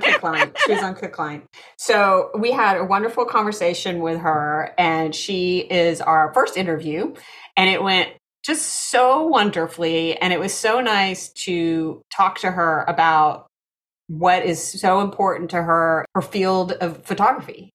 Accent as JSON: {"language": "English", "region": "Texas", "country": "United States", "tie": "born or raised there", "moved": "yes", "lives_now": "New Jersey, United States", "said": "me growing up in Texas"}